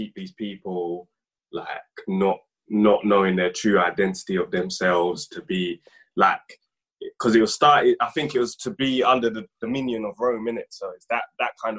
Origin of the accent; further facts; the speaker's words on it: Jamaica; I'm Jamaican